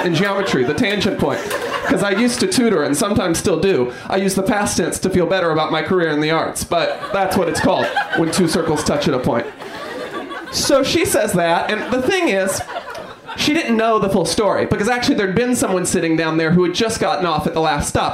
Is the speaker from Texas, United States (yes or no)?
no; New York, United States; I'm from New York.